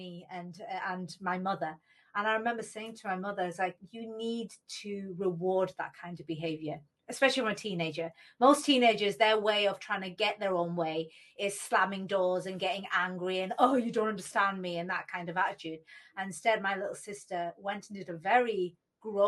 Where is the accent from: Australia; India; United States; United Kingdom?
United Kingdom; when they came to the UK and they had me